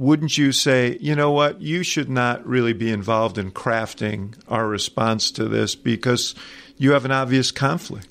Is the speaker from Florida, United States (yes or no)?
no; New York, United States; I grew up in New York